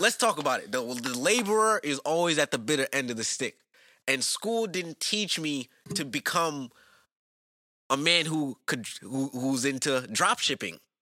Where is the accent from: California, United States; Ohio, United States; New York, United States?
New York, United States; growing up in New York, public school system